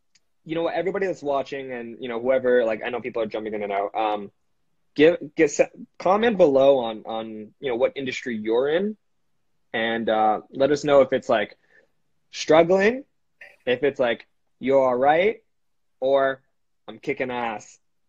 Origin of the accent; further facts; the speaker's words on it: Canada; A lot of people, we're Canadian guys, we're helping as much as we can for each other, which is great about our country